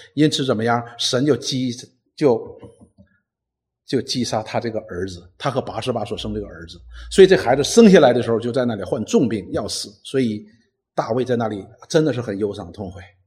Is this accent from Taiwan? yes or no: no; Northeast China, China; 我们东北人有一句话